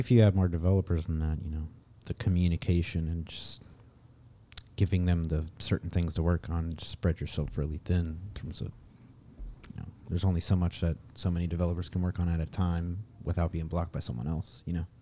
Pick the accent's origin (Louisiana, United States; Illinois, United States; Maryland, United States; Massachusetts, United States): Maryland, United States; moved away as an adult; now in Vallejo, United States; I'm originally from Maryland, actually. I moved out to California about three years ago, and now I'm living up in, uh, Vallejo